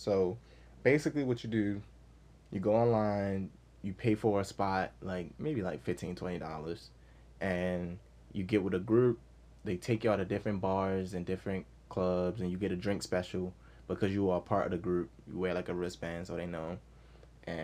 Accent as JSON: {"language": "English", "town": "Baltimore", "region": "Maryland", "country": "United States", "said": "Where from, Maryland? I'm from Baltimore."}